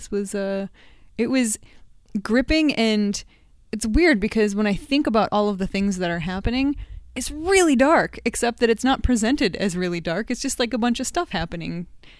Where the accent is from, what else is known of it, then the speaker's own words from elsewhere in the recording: United States; I grew up in the United States and I knew that was a thing.